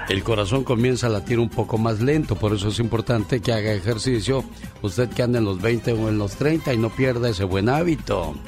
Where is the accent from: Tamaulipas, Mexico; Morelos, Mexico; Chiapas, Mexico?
Tamaulipas, Mexico; moved away; Un día salí de Tamaulipas, pero Tamaulipas nunca salió de mí.